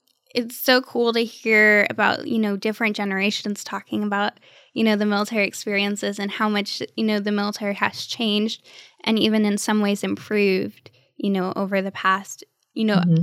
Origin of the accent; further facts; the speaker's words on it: Cleveland, Ohio, United States; also born or lived in Texas; now in Florida, United States; You know, since living in Texas, we were San Antonio Spurs fans. We're from Cleveland, Ohio.